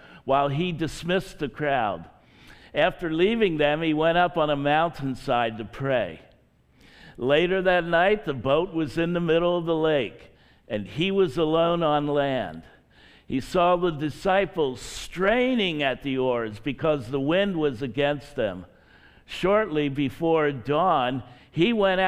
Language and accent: English; Hershey, Pennsylvania, United States; moved away as an adult; also born or lived in Philadelphia, Pennsylvania; now in Frederick, United States; I grew up near Hershey, Pennsylvania